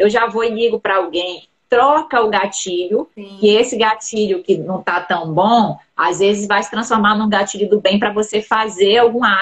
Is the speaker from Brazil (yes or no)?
yes; Belém, Pará, Brazil; eram meus pacientes, paciente de primeira vez, que eu atendo, de São Paulo, atendo muitos de Belém, né, de onde eu sou